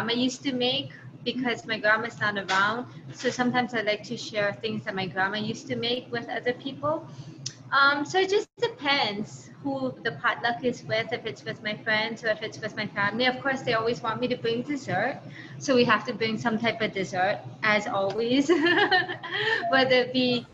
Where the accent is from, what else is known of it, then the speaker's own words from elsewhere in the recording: Honolulu, Hawaii, United States; also born or lived in Hyde Park, New York; growing up in Hawaii